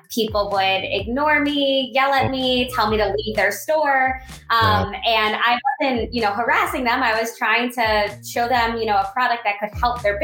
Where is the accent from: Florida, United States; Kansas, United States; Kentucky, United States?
Florida, United States; South; I grew up in South Florida, where there is one season all year long, summer